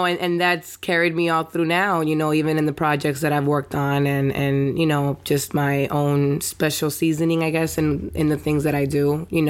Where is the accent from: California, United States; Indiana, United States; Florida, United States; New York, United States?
Florida, United States; Miami; also born or lived in New Jersey; I'm Cuban, full 100% Cuban, born in Jersey though, and but you know, was raised in Little Havana, and also I went to school in Liberty City for high school. I went to Miami Northwestern